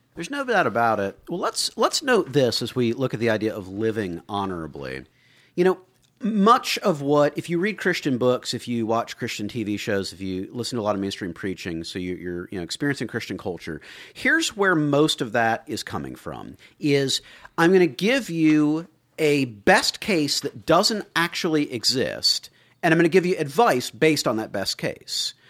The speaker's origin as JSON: {"language": "English", "region": "the South", "country": "United States", "tie": "born or raised there", "said": "Growing up in the South"}